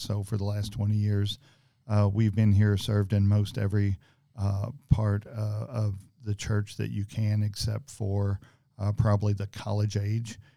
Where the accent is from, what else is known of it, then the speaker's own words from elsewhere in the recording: Greenville, Georgetown, Floyds Knobs area, Indiana, United States; I was raised in Greenville, Georgetown, Floyd Snobbs area